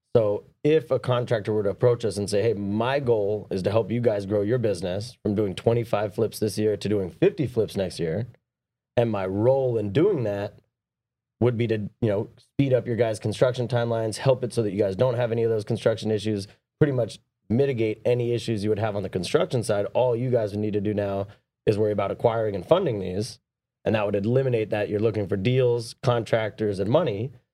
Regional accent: San Diego, California, United States; I grew up down in San Diego

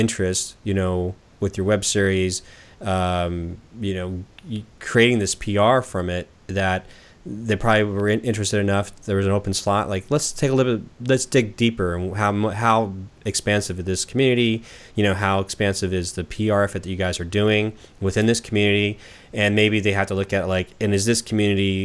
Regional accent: Southern California, United States; now in Portland, United States; I'm from Southern California

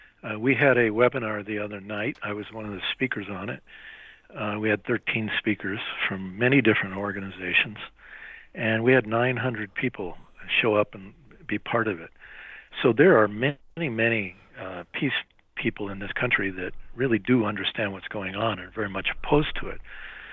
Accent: United States; my whole life as an American citizen, North American citizen

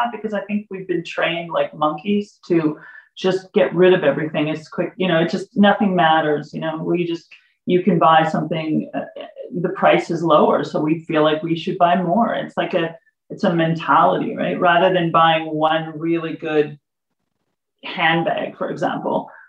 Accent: California, United States; moved away; I'm originally from California

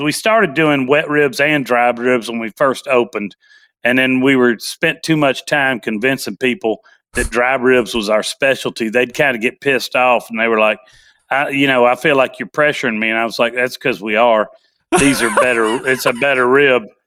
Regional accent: Nashville, Tennessee, United States; born and raised in Nashville, Tennessee

